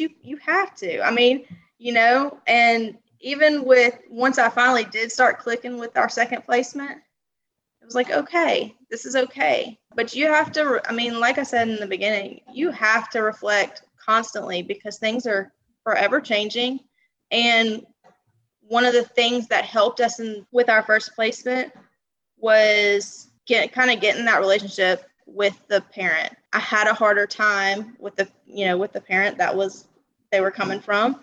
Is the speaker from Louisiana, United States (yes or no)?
yes; Louisiana, United States; I'm from Louisiana. Don't think there's too many of us down here